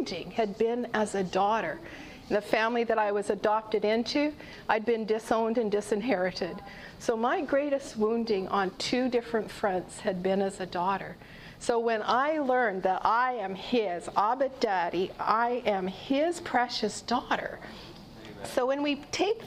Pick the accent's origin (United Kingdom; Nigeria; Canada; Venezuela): Canada; I'm a mom, a grandparent, and I'm Canadian.